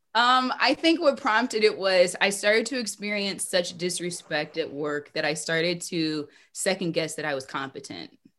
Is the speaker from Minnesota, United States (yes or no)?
yes; Minneapolis, Minnesota, United States; Growing up in Minneapolis